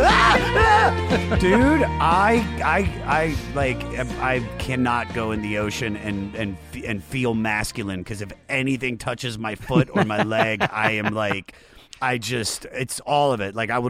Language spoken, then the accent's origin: English; Washington, D.C. area, United States; I grew up in the Washington, D.C. area.